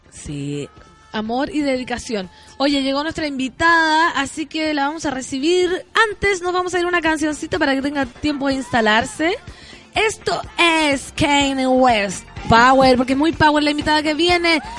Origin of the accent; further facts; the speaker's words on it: San Felipe, Valparaíso, Chile; somos como 30 de San Felipe